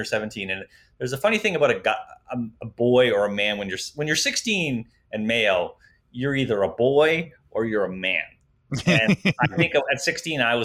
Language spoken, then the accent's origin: English; Exeter, Ontario, Canada; Growing up in Exeter, it was a great town. Wouldn't have wanted to grow up anywhere else